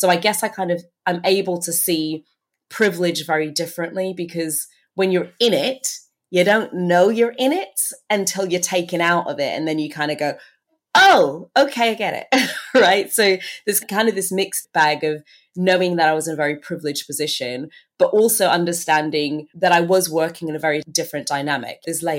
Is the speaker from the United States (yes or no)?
no; Turks & Caicos Islands; also born or lived in Bahamas; So I was born in the Bahamas. I'm actually originally from the Turks and Caicos Islands.